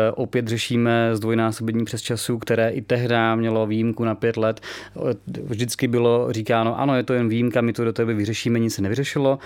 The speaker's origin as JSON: {"language": "Czech", "country": "Czechia", "said": "jednak jsme Češi, máme tady tu zemi rádi"}